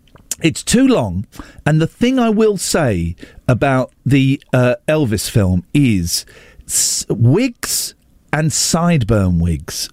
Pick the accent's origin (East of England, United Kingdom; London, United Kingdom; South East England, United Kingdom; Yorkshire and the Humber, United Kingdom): South East England, United Kingdom; Slough; I grew up in Slough